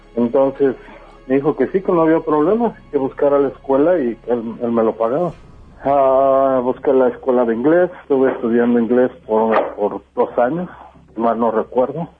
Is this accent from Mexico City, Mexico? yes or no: yes; Mexico City, Mexico; moved away as an adult; now in Denver, United States; nací en la Ciudad de México en 1967. Ah, durante 29 años viví en el Distrito Federal